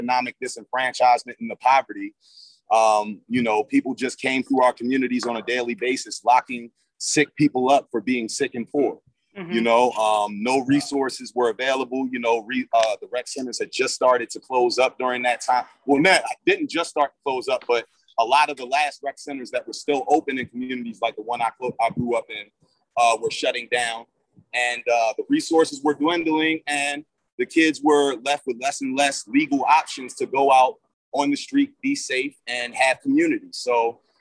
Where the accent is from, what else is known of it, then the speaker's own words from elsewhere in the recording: Baltimore, Maryland, United States; the Baltimore that we live in now is way too much like the Baltimore of my youth